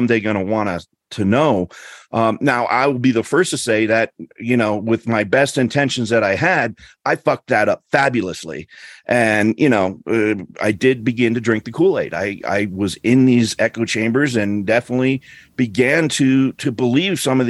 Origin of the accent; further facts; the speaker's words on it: Colorado, United States; also born or lived in northern New Jersey, New York City area; I grew up in Colorado